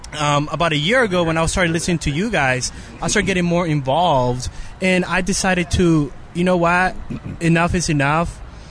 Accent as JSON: {"language": "English", "country": "United States", "said": "So that made me realize, hey, people are really trying to kill me just because I'm an American."}